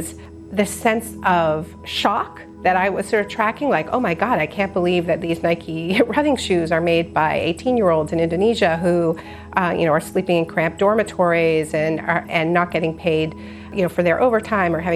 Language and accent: English; Montreal, Quebec, Canada; I was born in Montreal, and my parents are Americans